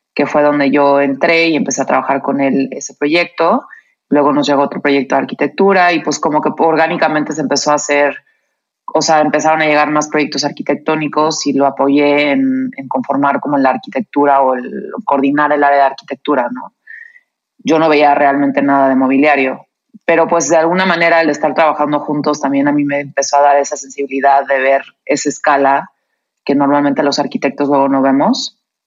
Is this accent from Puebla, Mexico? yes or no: no; Cuernavaca, Morelos, Mexico; now in Mexico City, Mexico; yo crecí en Cuernavaca